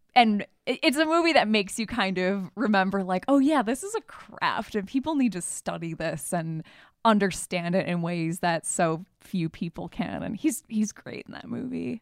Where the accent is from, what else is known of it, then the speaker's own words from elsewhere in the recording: Michigan, United States; moved away; we're from Michigan.